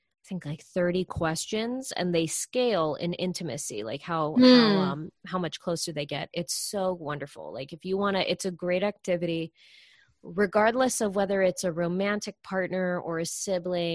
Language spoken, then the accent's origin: English; Florida, United States; I grew up in Florida being outside